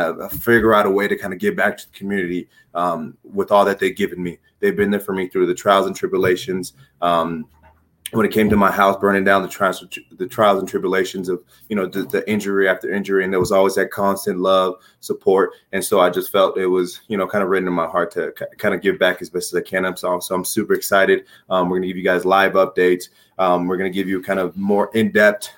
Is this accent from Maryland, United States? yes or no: no; Los Angeles, California, United States; moved away as an adult; now in Missoula, United States; I'm originally from Los Angeles, California